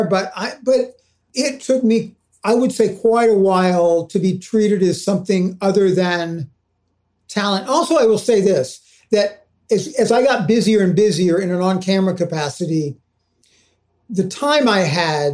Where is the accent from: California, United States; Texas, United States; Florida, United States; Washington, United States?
Texas, United States; Houston; moved away; I've been a kid actor growing up in Houston.